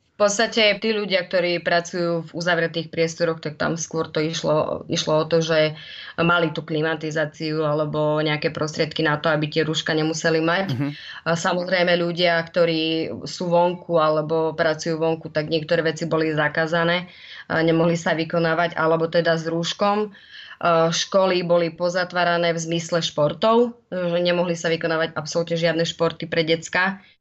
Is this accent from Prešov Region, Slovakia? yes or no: no; Spišská Nová Ves, Košice Region, Slovakia; moved away as an adult; now in Sydney, Australia; som zo Spiskej Novej Sy, uh-huh. Mhm. kde vlastne sme si prežili celú mladosť aj s mojimi súrodencami